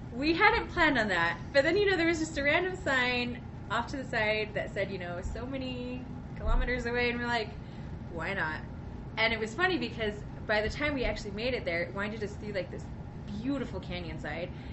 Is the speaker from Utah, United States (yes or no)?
yes; Utah, United States; I'm from Utah